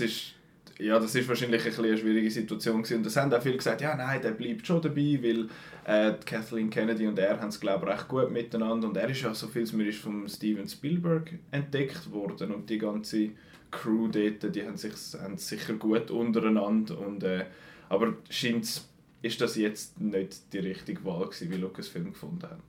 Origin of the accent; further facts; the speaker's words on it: Switzerland; bei uns in der Schweiz